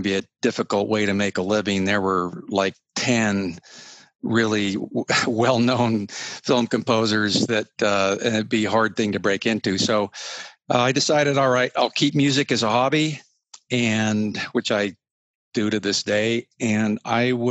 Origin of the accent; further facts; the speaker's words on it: Utah, United States; I'm a Western kid, you know, born and raised in Utah